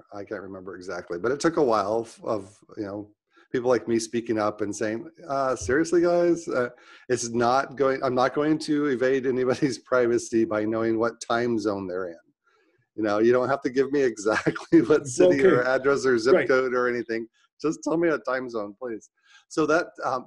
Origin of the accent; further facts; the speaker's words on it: Utah, United States; now in Phoenix, United States; I grew up in Utah